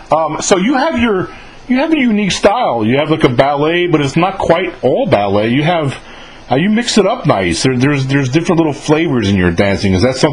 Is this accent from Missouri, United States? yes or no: no; Mahopac, New York, United States; I'm from Mayapack, New York. Yeah. I was born and raised.